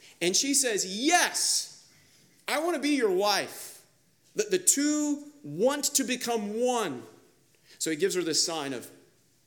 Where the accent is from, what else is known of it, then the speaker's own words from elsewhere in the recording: Kansas, United States; now in Charlotte, United States; I grew up in Kansas